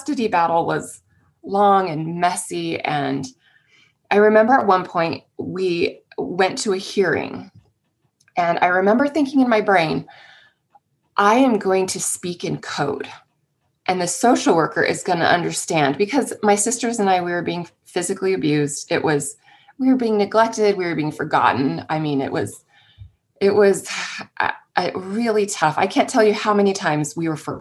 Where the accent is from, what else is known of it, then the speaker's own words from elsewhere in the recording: San Jose, California, United States; I grew up in the Bay Area in San Jose, California